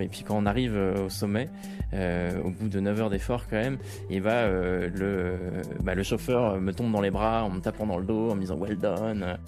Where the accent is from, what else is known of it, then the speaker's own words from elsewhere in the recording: Rouen, Normandy, France; now in Paris, France; à l'origine, moi, je suis normand, je suis né à Rouen, j'ai fait mon collège et mon lycée à Rouen. Et, euh, maintenant, je vis à Paris